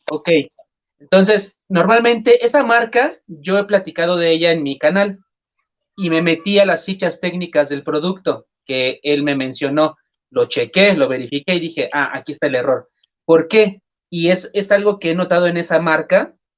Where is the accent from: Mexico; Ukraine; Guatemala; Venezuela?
Mexico; decimos en México